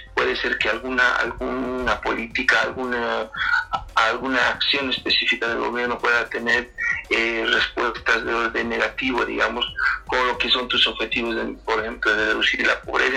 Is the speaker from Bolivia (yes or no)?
yes; Bolivia; nosotros como, como, bolivianos